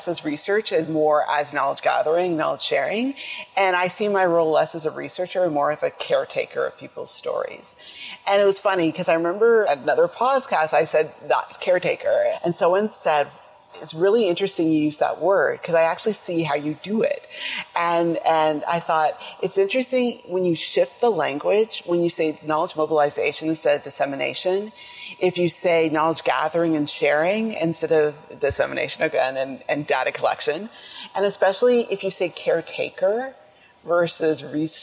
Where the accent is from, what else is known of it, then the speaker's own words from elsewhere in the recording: Jamaica; I am Jamaican